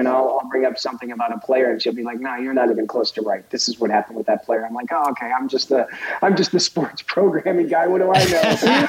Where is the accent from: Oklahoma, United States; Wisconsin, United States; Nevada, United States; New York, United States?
Wisconsin, United States; because I grew up in Wisconsin. When I was in high school, I was in Wisconsin.